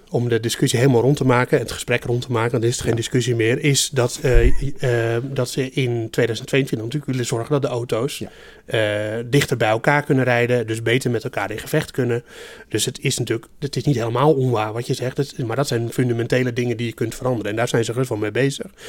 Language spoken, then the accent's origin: Dutch; Netherlands